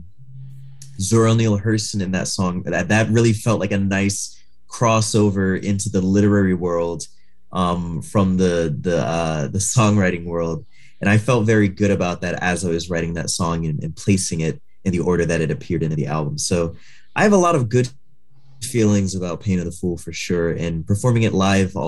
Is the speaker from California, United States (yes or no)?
no; New York City, New York, United States; now in Portland, United States; I'm from Far Rockaway, Queens